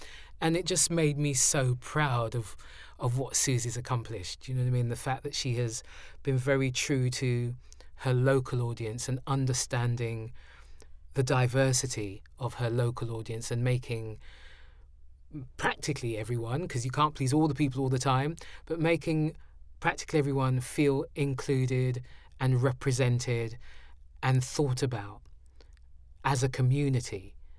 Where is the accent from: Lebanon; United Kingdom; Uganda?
United Kingdom; London; it's one of the things of being a Londoner